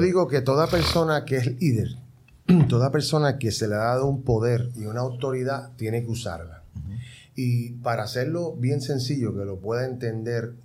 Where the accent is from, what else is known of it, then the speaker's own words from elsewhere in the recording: Puerto Rico; now in Dominican Republic; nosotros como puertorriqueños, ¿verdad? le damos mucha participación a la gente